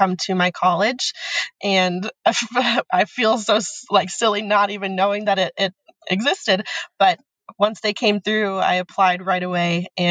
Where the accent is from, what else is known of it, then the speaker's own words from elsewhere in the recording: Pennsylvania, United States; moved away as an adult; now in Florida, United States; I am originally from Pennsylvania.